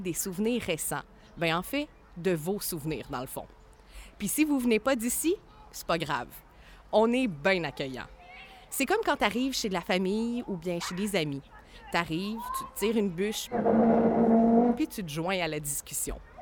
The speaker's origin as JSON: {"language": "French", "town": "Cap-de-la-Madeleine", "region": "Quebec", "country": "Canada", "tie": "born or raised there", "said": "Je suis née au Cap, j'ai grandi au Cap, j'habite encore au Cap."}